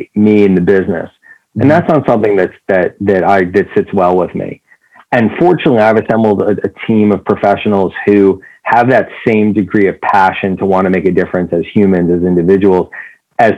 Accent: New York, United States; I grew up in New York.

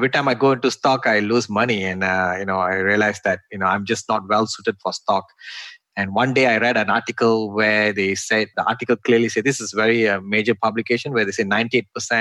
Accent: Malaysia; moved away as an adult; now in United States; I'm originally from Malaysia. And in Malaysia, like when I studied my electrical engineering

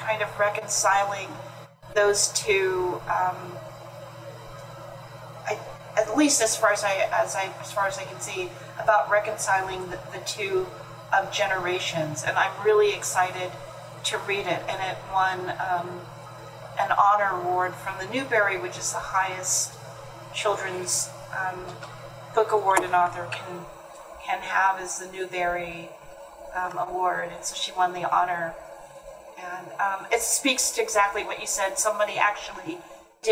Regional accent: California, United States; I grew up in California

